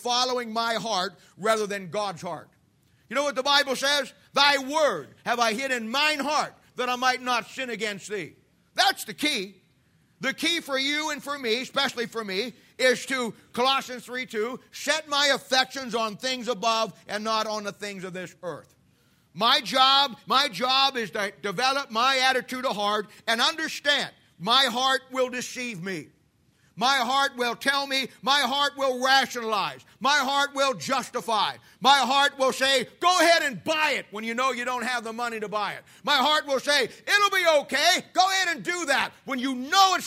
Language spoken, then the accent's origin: English; United States; We as American Christians